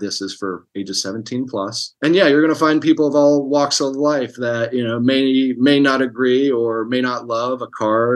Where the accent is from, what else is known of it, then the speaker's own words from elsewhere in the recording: Hurricane, West Virginia, United States; moved away as an adult; now in Los Angeles, United States; I'm from Hurricane and grew up in Putnam County